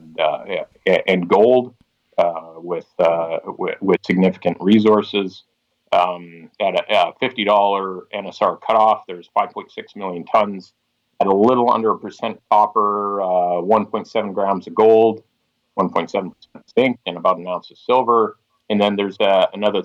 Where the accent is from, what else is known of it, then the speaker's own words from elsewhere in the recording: Stewart, British Columbia, Canada; my hometown of Stewart